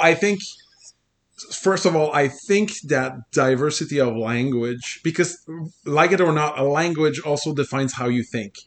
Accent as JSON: {"language": "English", "country": "Canada", "first_language": "French", "second_language": "English"}